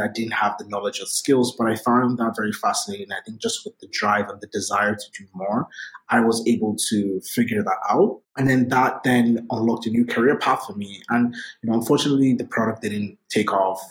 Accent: Lagos, Nigeria; moved away; I grew up in Lagos, Nigeria. I was born and raised in Nigeria

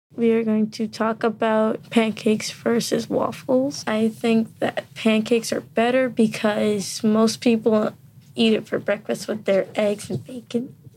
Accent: United States; I am from America.

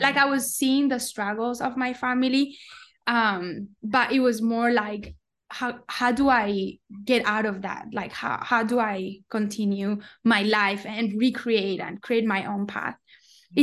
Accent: Colombia; moved away as an adult; also born or lived in Palo Alto, United States / New York, United States; I'm from Colombia

